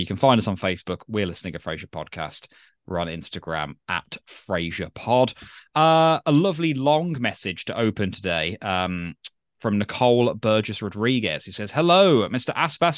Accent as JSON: {"language": "English", "country": "Puerto Rico", "second_language": "English", "said": "I am from Puerto Rico, a tiny Spanglish-speaking Caribbean island. There's a US Commonwealth territory."}